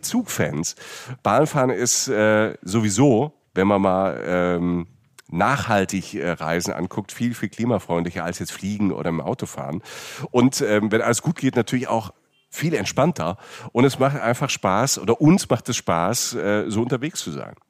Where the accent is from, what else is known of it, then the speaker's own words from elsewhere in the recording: Rhineland-Palatinate, Germany; now in Cologne, Germany; ich komme aus der Pfalz, das war ja nie weit. Jetzt wohne ich in Köln